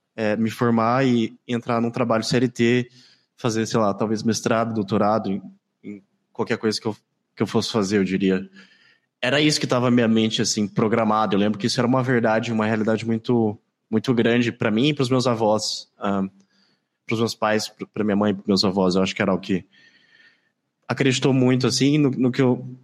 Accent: Campo Grande, Mato Grosso do Sul, Brazil; Eu sou de Campo Grande, capital do Mato Grosso do Sul

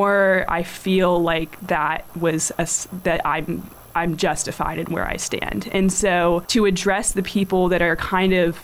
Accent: the South, United States; I grew up in the South, so naturally my parents are Republicans.

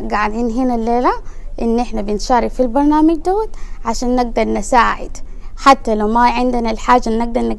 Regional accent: Darfur, Sudan; now in Portland, United States; انا من دارفور

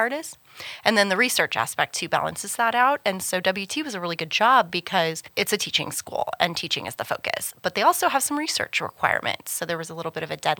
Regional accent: Kansas City, United States; moved away as an adult; also born or lived in Dallas, Texas / Los Angeles, California; now in Canyon, United States; I grew up in the Kansas City area

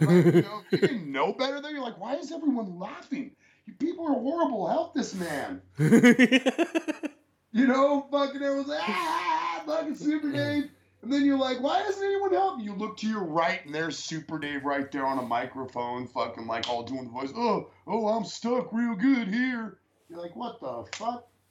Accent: San Francisco Bay Area, California, United States; also born or lived in Santa Cruz County, California; now in Lubbock, United States; I was born in Santa Cruz County, grew up in the San Francisco Bay Area

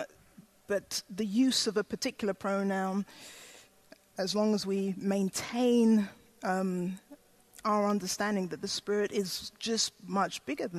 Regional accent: Ghana; I was born in Ghana in West Africa

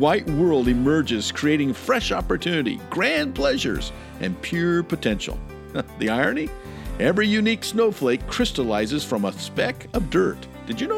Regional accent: Montana, United States; now in Idaho, United States; I live out here in Idaho, and I'm originally from Montana

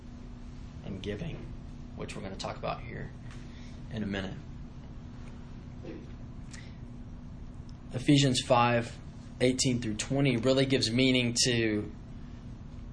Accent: United States; growing up in the United States

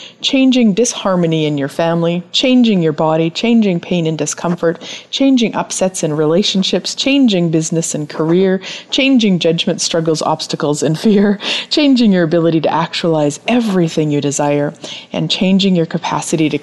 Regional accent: Turtleford, Saskatchewan, Canada; I was born and raised in Turtleford, Saskatchewan, so I am a Saskatchewanite.

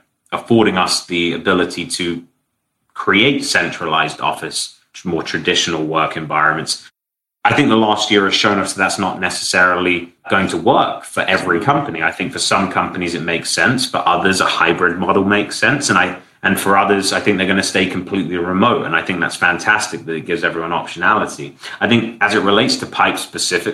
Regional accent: London, United Kingdom; also born or lived in San Francisco; now in Miami, United States; I'm from London, I'm now closer to my family

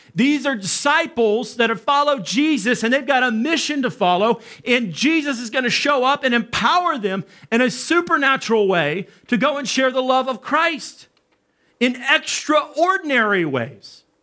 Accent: the South, United States; moved away; I come from the South in Arkansas, Texas.

